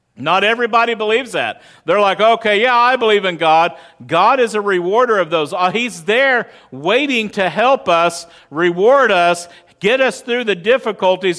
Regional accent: West Texas, United States; moved away; I grew up in West Texas. I grew up in the desert.

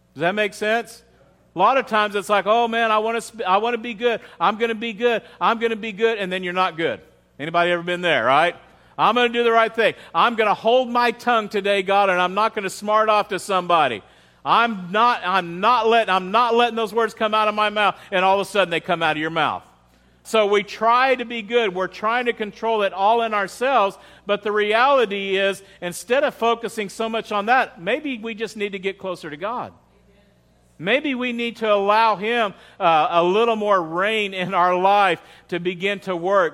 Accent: United States; as an American

